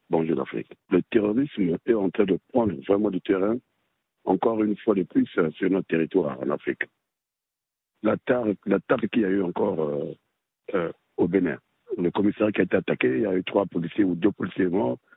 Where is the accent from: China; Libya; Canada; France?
Libya; et ils ont commencé chez nous en Libye.